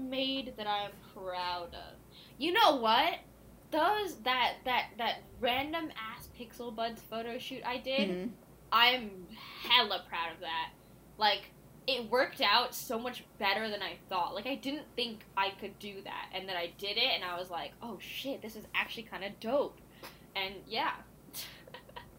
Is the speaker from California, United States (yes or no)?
yes; California, United States; I was born and raised in California